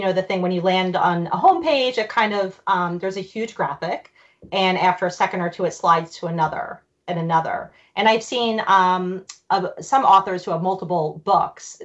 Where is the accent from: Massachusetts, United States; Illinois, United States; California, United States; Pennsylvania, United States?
Pennsylvania, United States; Philadelphia; born or raised there; also born or lived in Germany